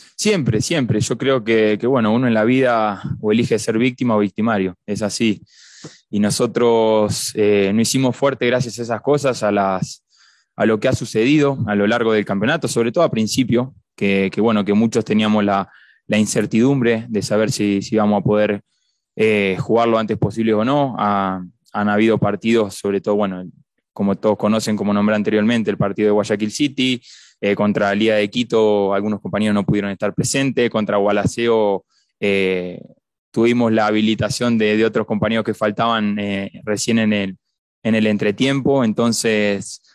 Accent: Argentina; now in Cuenca, Ecuador; en mi país de, Argentina

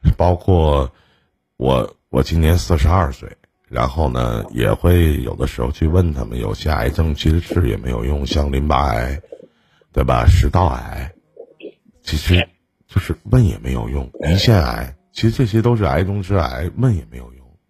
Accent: Shenyang, Liaoning, China; 就是我们沈阳这边

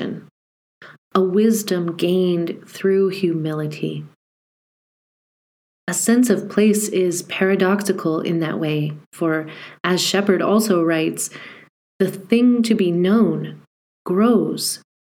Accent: Montana, United States; Growing up in Montana is a singular privilege, especially in the early days

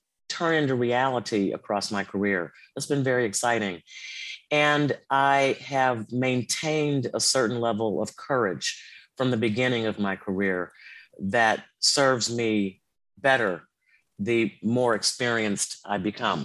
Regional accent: Chicago, Illinois, United States; grew up in the South Side of Chicago in the 60s.

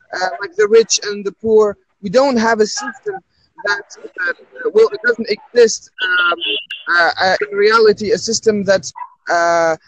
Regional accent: Algeria; now in Paris, France; I'm originally from Algeria.

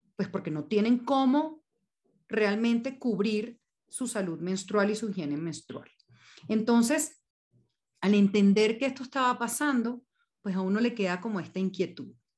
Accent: Venezuela; moved away as an adult; now in Colombia; yo soy venezolana, tengo 14 años ya en, Colombia

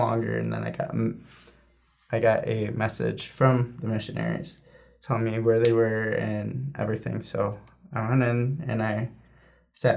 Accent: Canandaigua, New York, United States; I am from a little town that is about 20 minutes from the Whitmer Farm and 20 minutes from the Sacred Grove called Canandaigua

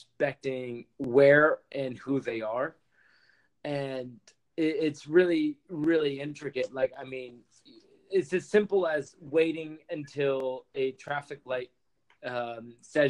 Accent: Canada; growing up in Canada

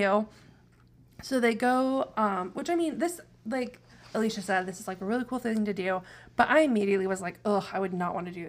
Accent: Midwest, United States; We're from the Midwest.

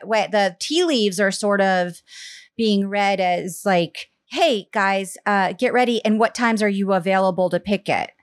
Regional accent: Charleston, South Carolina, United States; moved away; I grew up mostly in South Carolina, in Charleston, South Carolina

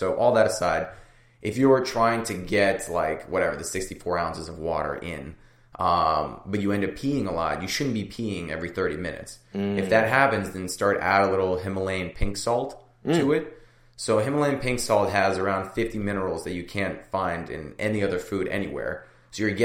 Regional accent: San Francisco, California, United States; I grew up in San Francisco.

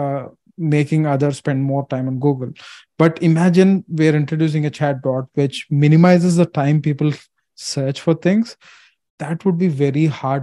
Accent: India; I'm an Asian, I'm from India

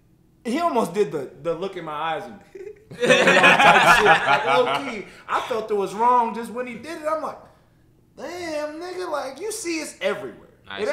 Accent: Ohio, United States; Because I'm from Ohio, you already know.

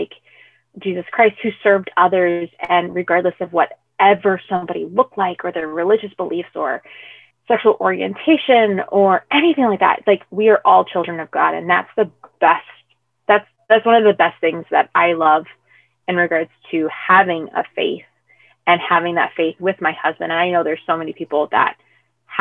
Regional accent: United States; I am third generation American. So I am American of Hispanic descent, but I'm also half white

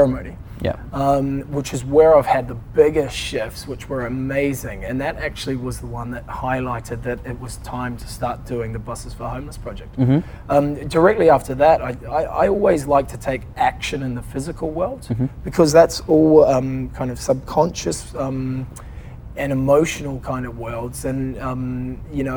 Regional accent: New Zealand; moved away; also born or lived in London; I'm a Kiwi.

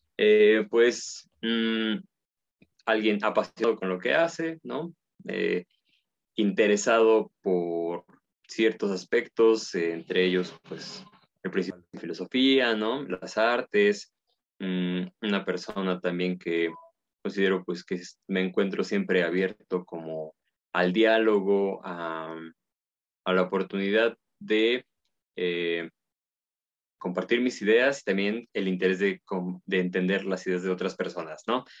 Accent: Puebla, Mexico; yo soy de Puebla y bueno, Puebla está en México, soy mexicano

